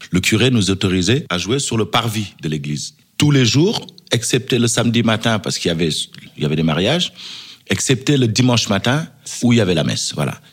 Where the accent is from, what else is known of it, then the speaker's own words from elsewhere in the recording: Senegal; d'abord, avant tout, je suis africain, parce que je suis sénégalais et parce que mon père était tirailleur sénégalais.